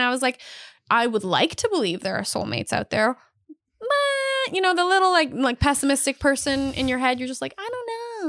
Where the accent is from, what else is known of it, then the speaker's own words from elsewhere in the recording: Canada; I am Canadian